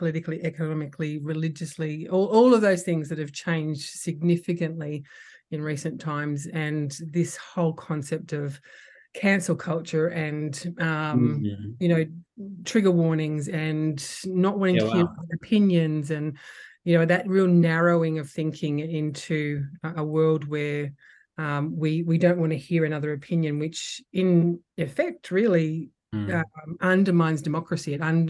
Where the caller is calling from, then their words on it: Sydney, New South Wales, Australia; I'm phoning in tonight from Darug country, actually, beautiful Darug country on the northern suburbs of Sydney.